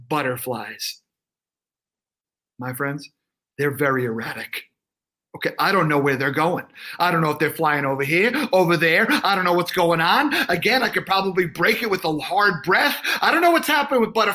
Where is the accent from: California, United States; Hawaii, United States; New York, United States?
New York, United States; also born or lived in North Carolina; I'm from New York